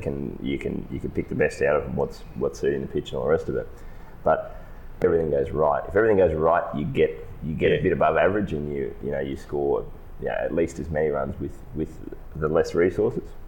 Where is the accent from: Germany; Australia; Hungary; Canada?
Australia